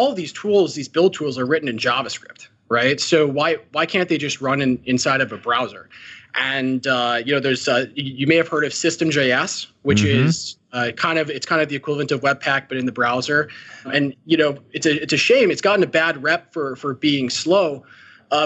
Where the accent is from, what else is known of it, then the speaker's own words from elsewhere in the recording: Chicago, Illinois, United States; now in San Francisco Bay Area, United States; We grew up in Chicago